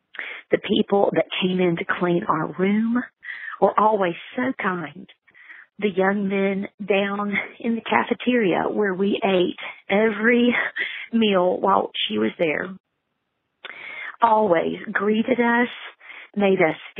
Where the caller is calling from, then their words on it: Franklin, Tennessee, United States; I'm calling from Franklin, Tennessee.